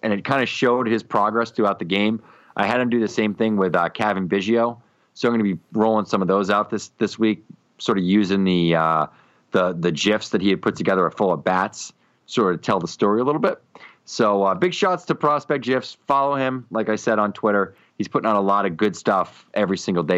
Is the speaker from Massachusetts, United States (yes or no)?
yes; Boston, Massachusetts, United States; I'm from Boston